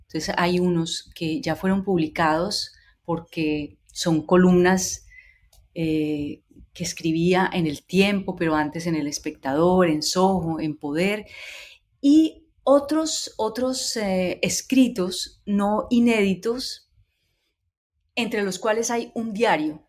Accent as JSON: {"language": "Spanish", "town": "Cali", "region": "Valle del Cauca", "country": "Colombia", "tie": "born or raised there", "said": "identidad como caleña, como mujer"}